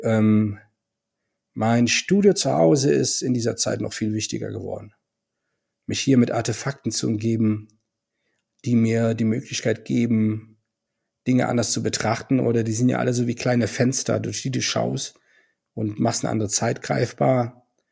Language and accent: German; Düren, Jülich, Euskirchen area, North Rhine-Westphalia, Germany; moved away; bei den Vereinigten Industrieverbänden Düren, Jülich, Euskirchen in meiner alten Heimat.